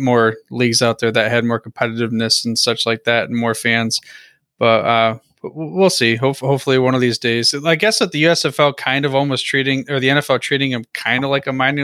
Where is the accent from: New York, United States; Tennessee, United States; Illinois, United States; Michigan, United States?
Michigan, United States; my hometown, 1983 Michigan Panthers